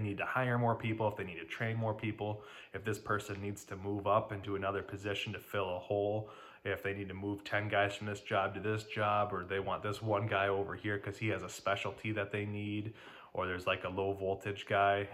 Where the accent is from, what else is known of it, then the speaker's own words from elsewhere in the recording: Detroit, Michigan, United States; I'm from Detroit, Michigan